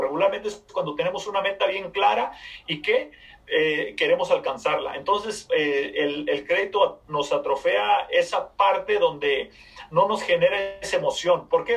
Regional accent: Mexico; moved away as an adult; soy de México, soy de una población bien pequeñita, bien pequeñita. A la edad de 20 años me vine a este país

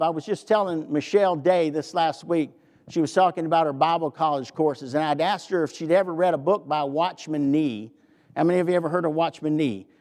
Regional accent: the South, United States; I'm from the South

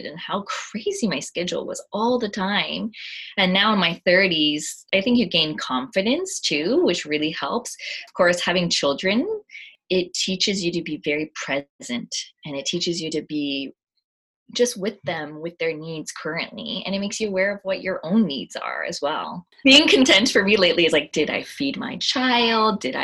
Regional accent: Canada; I identify as Japanese Canadian

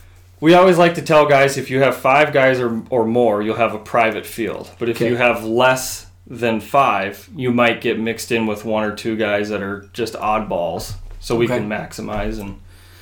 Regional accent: New Germany, Minnesota, United States; also born or lived in Bemidji, Minnesota; So I was born and raised in New Germany, Minnesota.

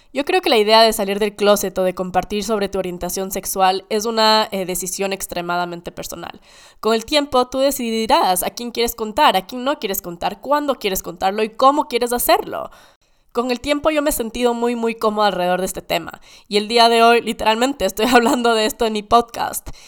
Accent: Ecuador; Creciendo en Ecuador

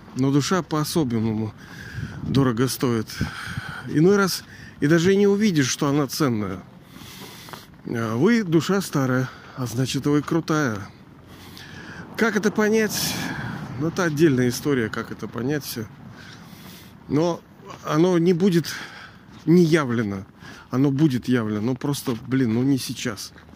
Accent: Saint Petersburg, Russia; я же из Ленинграда тоже

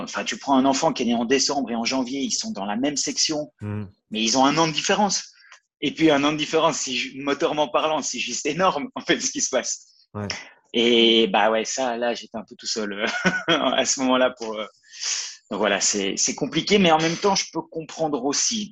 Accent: Belgium; moved away as an adult; also born or lived in Valais, Switzerland; now in Sierre, Switzerland; je viens de Belgique à la base, puis ça fait 7 mmh. ans que je suis en Suisse

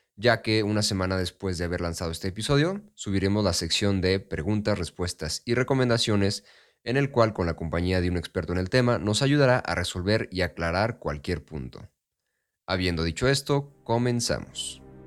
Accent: Mexico; como mexicanos no somos muy buenos con ese, el arte

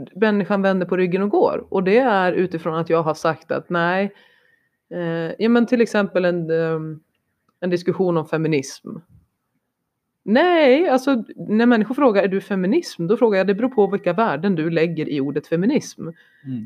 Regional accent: Sweden; moved away; Jag är svensk, jag ser utifrån svenskt perspektiv.

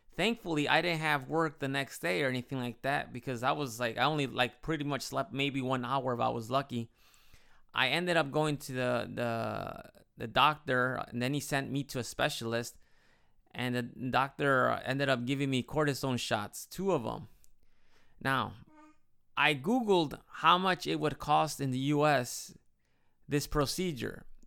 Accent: Chicago, Illinois, United States; moved away as an adult; now in Japan; growing up in Chicago

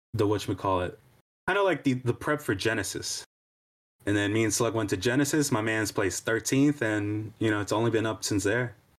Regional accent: New York, United States; I grew up in New York

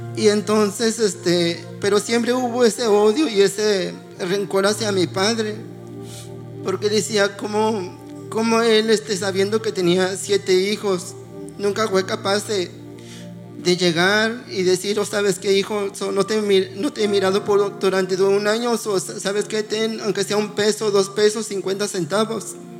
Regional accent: Oaxaca, Mexico; moved away; Nosotros somos de Oaxaca, este, allá en mi pueblo nosotros vivíamos, pues se puede decir, una vil pobreza

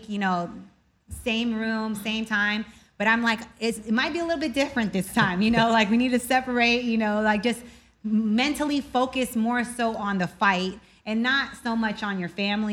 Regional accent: Philippines; now in United States; I was born in the Philippines, so my mother is Filipino

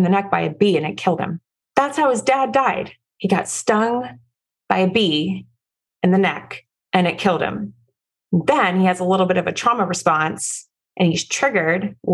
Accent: Florida, United States; also born or lived in Midwest; I'm from Florida

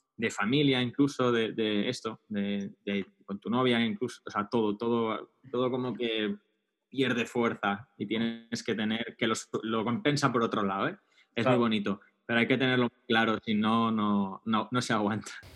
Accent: Barcelona, Catalonia, Spain; moved away as an adult; also born or lived in London / Madrid; yo soy de Barcelona

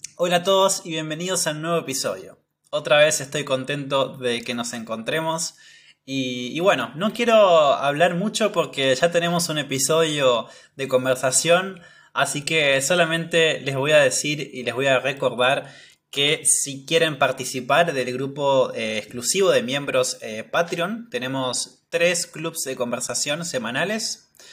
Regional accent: Patagonia, Argentina; yo soy de la Patagonia

